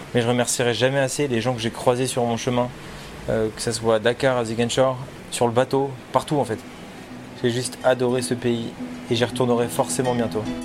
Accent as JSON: {"language": "French", "country": "France", "said": "en tant que Français"}